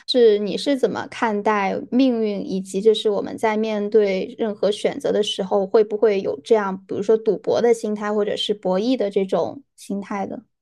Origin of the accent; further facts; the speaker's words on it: Sichuan, China; 在我们四川这边儿嘛，那个时候还在上初中